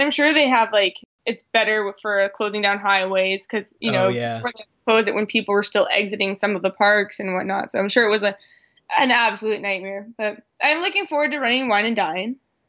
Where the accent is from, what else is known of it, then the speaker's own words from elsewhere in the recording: Canada; accent: Canadian; That would be a play on my Canadian accent.